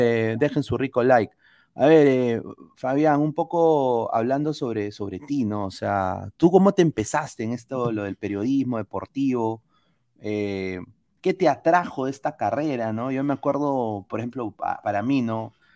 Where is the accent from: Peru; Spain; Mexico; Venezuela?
Peru; moved away; Soy peruano, amo mi país, pero estoy fuera